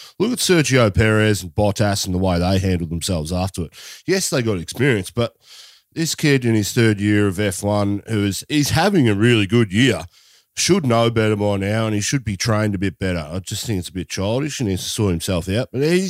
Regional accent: Australia; we're Australian

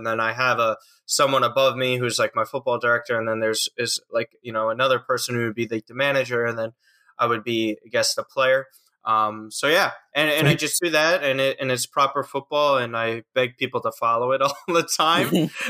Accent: New York, United States; I'm from New York, which is obviously, like Maxi said, the Big Apple, but not directly in the city, just north of it.

